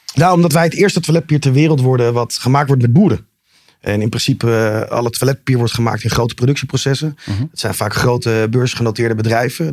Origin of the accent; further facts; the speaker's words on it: Amsterdam, North Holland, Netherlands; Ik ben geboren in Amsterdam.